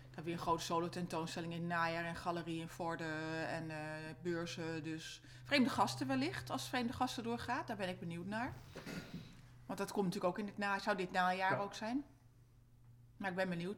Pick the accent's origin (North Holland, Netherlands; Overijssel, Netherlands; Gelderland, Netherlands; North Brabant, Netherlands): North Holland, Netherlands; Amsterdam; moved away as an adult; also born or lived in Gorinchem; now in Amersfoort, Netherlands; ik ben een am-, geboren en getogen Amsterdammer